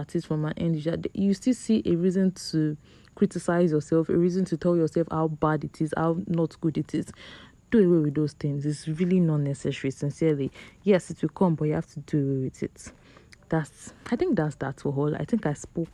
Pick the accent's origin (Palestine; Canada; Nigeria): Nigeria; we are all in Nigeria together